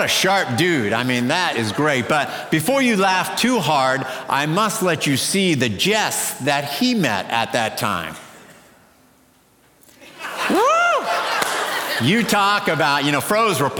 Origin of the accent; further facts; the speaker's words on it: Columbus, Ohio, United States; I was born and raised in Columbus, Ohio